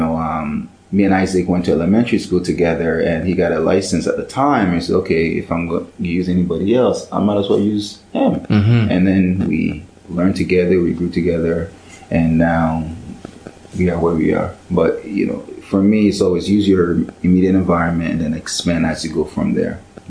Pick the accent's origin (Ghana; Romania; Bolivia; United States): Ghana; So, you know, I'm Ghanaian